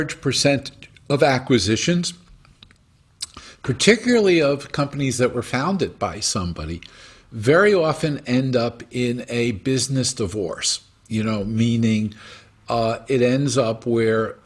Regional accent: New York, United States; now in Saratoga, United States; I'm a kid from European parents, born in New York. I'm Jewish. I live in Saratoga.

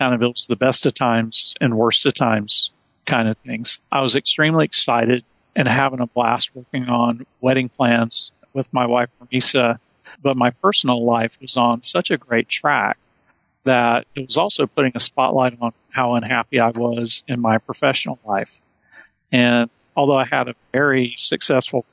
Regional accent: rural North Carolina, United States; I grew up around a bunch of good old boys in rural North Carolina.

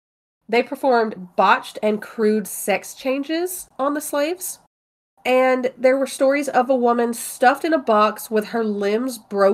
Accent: Mobile, Alabama, United States; Oh, I'm from Mobile.

